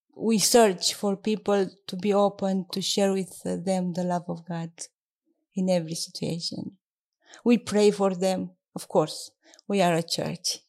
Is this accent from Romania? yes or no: yes; southeast Romania, Romania; English is a second language; moved away as an adult; also born or lived in Bucharest, Romania / Timisoara, Romania; now in United Kingdom; I grew up near Danube in the southeast of Romania. My childhood I spent there